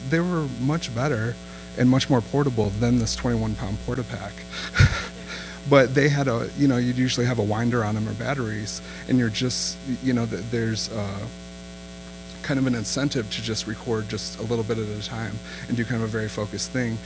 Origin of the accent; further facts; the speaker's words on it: Midwest, United States; now in Austin, United States; I'm from the Midwest